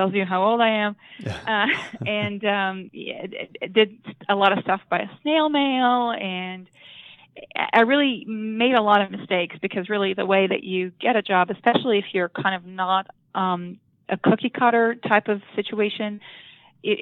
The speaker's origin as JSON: {"language": "English", "country": "Israel", "tie": "born or raised there", "moved": "as an adult", "lives_now": "United States", "said": "I'm originally from Israel. I was born and raised there"}